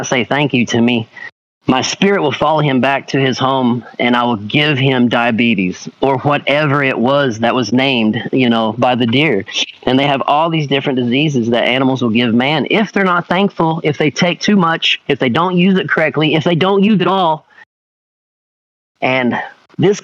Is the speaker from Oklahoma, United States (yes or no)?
yes; Tahlequah, Oklahoma, United States; I'm from Tahlequah